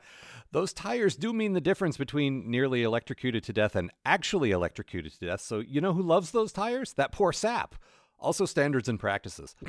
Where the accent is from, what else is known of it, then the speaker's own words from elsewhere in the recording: United States; I'm American